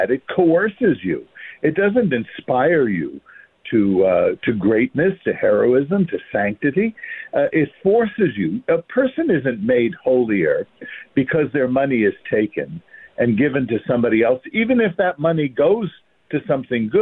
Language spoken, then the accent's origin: English; New York City, New York, United States; I'm from Brooklyn